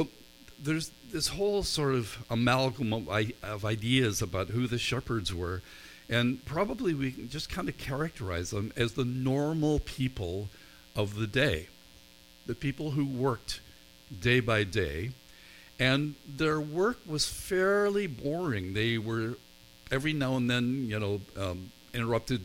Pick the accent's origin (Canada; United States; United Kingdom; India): United Kingdom; Northern Ireland; I grew up in Northern Ireland, where there are more sheep than people.